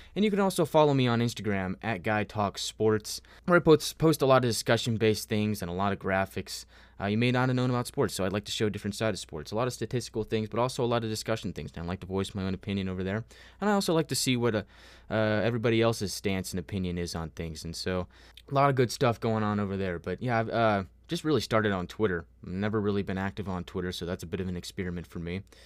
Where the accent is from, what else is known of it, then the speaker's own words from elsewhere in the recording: United States; I am from America